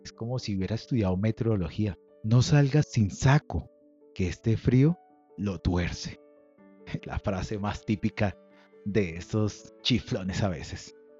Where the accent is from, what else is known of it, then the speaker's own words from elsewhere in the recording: Colombia; Lo digo yo como colombiano